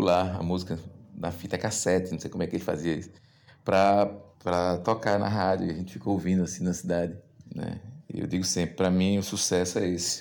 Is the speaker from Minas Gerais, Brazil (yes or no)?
no; Goiana, Pernambuco, Brazil; now in Recife, Brazil; nasci em Goiânia em 1977 e passei boa parte da minha vida aí na rua Cordeiro de Farias